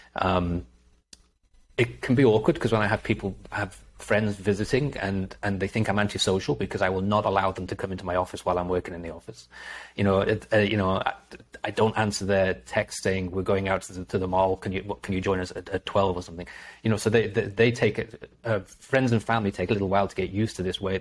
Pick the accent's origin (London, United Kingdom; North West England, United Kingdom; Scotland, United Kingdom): North West England, United Kingdom; Liverpool; moved away; also born or lived in North Wales; I'm from Liverpool, so I'm a Liverpool